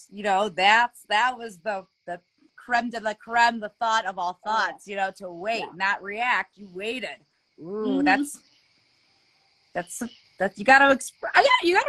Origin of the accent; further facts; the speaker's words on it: Ohio, United States; also born or lived in Los Angeles; Born in LA, but I've lived most of my life in Ohio. But I was born in LA, man. I was born there.